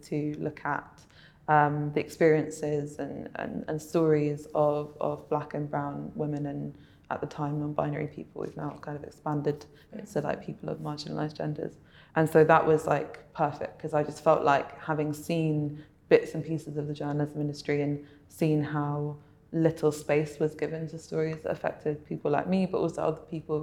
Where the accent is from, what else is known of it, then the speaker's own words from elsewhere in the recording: United Kingdom; I am actually tied to the country of my birth.